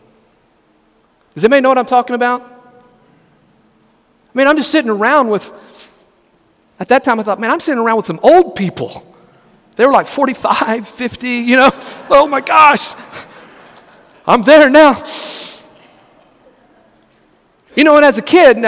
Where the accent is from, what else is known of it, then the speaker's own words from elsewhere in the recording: Lamesa, Texas, United States; now in Brunswick, United States; growing up out in West Texas